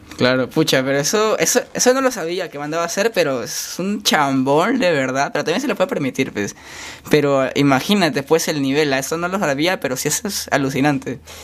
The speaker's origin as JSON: {"language": "Spanish", "town": "Chiclayo", "region": "Lambayeque", "country": "Peru", "moved": "as an adult", "lives_now": "Lima, Peru", "said": "yo soy de Chiclayo"}